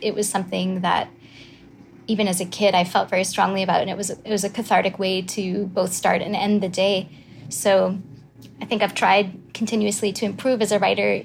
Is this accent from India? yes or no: no; Quebec, Canada; I'm from Quebec, as you said. I went to school in Canada, so that was McGill in Montreal